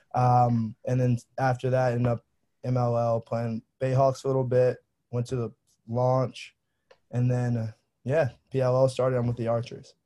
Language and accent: English; Annapolis, Maryland, United States; I'm from Annapolis, Maryland.